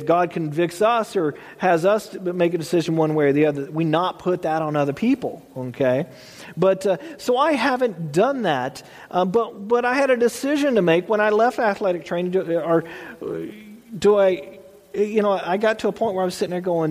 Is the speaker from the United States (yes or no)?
yes; Texas, United States; I grew up in Texas